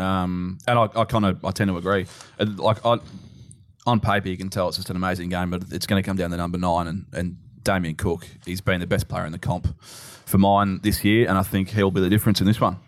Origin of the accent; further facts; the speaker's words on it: Melbourne, Victoria, Australia; moved away; I'm from Melbourne